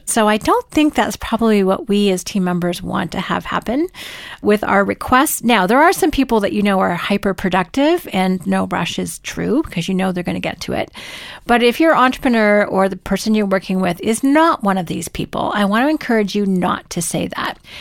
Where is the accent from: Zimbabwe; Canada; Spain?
Canada